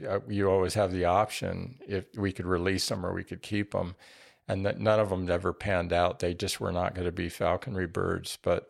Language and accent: English; New Mexico, United States; I grew up in New Mexico with scaled quail